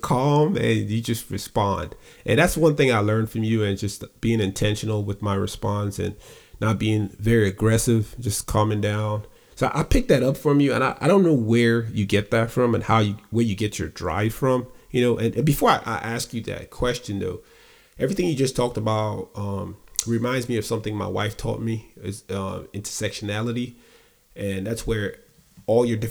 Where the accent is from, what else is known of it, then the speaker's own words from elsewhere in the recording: Nigeria; moved away as an adult; now in United States; I left Nigeria when I was 18.